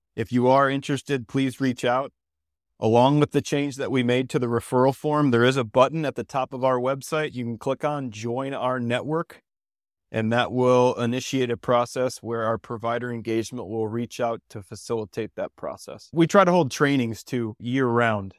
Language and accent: English; Ohio, United States; moved away as an adult; also born or lived in Belize; now in Denver, United States; I'm originally from Ohio